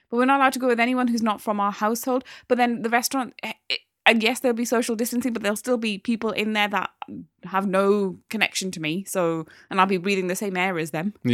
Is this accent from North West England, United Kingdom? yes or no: no; North East England, United Kingdom; now in London, United Kingdom; I am a Geordie who happens to live in London.